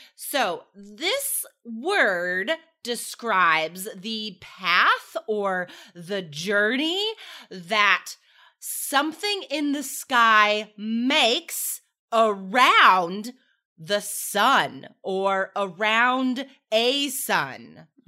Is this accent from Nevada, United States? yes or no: yes; Carson City, Nevada, United States; now in Portland, United States; I grew up, I grew up in Carson City, Nevada